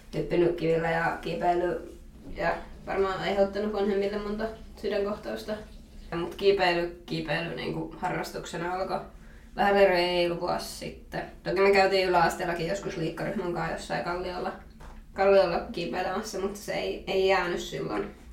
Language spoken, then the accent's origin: Finnish; Miehikkälä, Kymenlaakso, Finland; moved away as an adult; now in Raisio, Finland; mä tuun miehikkelästä.